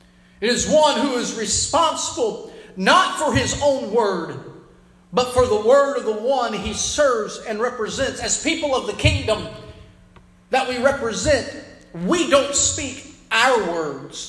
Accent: United States; I'm proud to be an American, but I'm a citizen of the kingdom of God first before I'm an American citizen

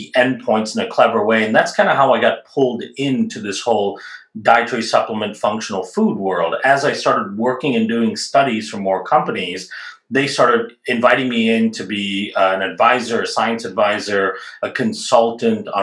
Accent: India; moved away; I grew up in India

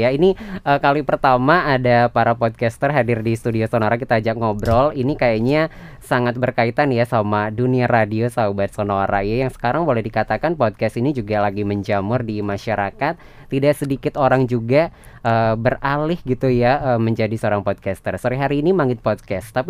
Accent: Ubud, Bali, Indonesia; aku dari Ubud

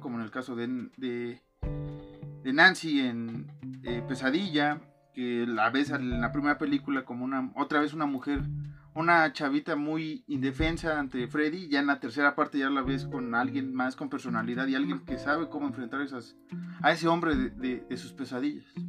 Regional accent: Mexico; somos mexicanos

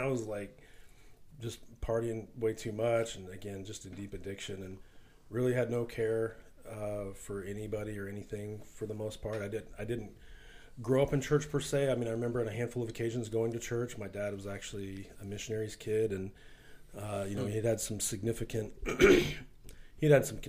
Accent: Wichita, Kansas, United States; So I grew up here in Wichita

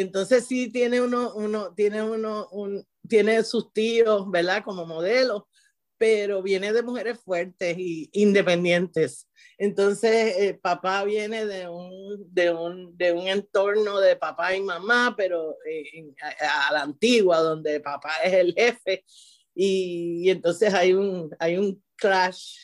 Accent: Puerto Rico; moved away as an adult; also born or lived in San Juan, Puerto Rico; now in Florida, United States; yo vengo de Puerto Rico, siempre trabajo en, en, zonas urbanas. Y vengo de Puerto Rico de, de, de una escuela título 1, ¿verdad? En San Juan.

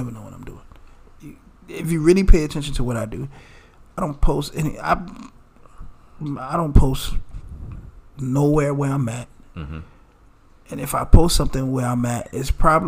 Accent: New York, United States; moved away; the house I grew up in New York

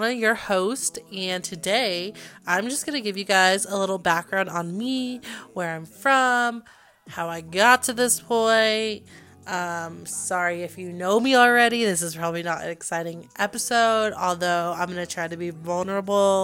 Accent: Arvada, Colorado, United States; growing up in Arvada and going around that neighborhood

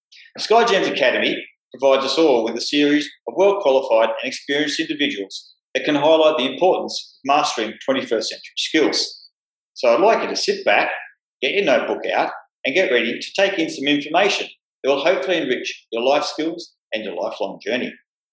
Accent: Geelong, Victoria, Australia; now in Kuala Lumpur, Malaysia; I'm originally from Geelong in Victoria, but now obviously based over here in Kuala Lumpur, Malaysia.

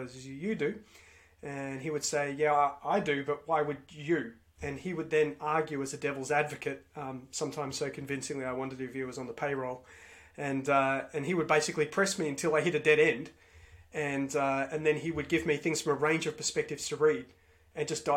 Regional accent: Melbourne, Victoria, Australia; I grew up in Melbourne, Victoria, in Australia

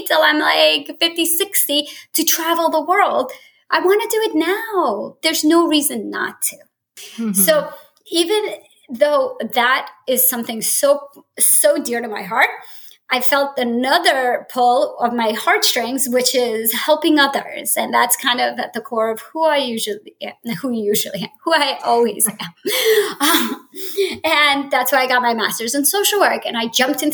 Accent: New Jersey, United States; moved away as an adult; I grew up in Jersey and moved across country after college

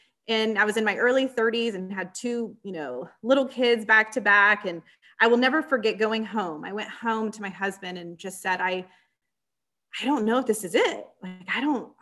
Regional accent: San Antonio, Texas, United States; I'm born and raised in San Antonio, Texas

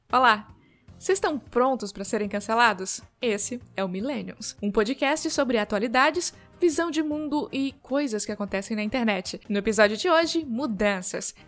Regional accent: Esperantina, Tocantins, Brazil; Eu nasci no Tocantins, lá naquela pontinha uh, que chama Bico

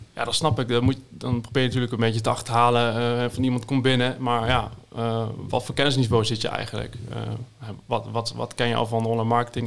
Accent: Zevenaar, Gelderland, Netherlands; uit Zevenaar dan, waar ik vandaan kom

